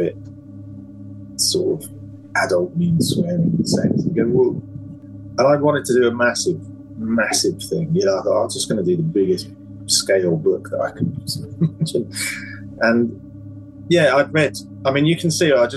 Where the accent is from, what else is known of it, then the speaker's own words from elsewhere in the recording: Alton, South East England, United Kingdom; Sarah Sutton's from my hometown, I read, of Alton